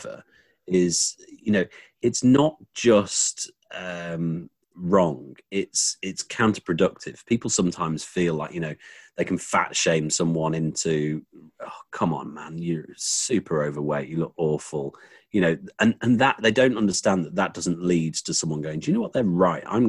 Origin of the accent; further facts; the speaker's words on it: England, United Kingdom; as someone English